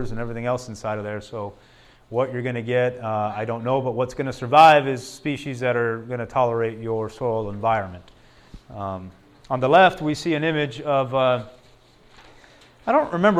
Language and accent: English; Tucson, Arizona, United States; just outside of Tucson, an area where I'm from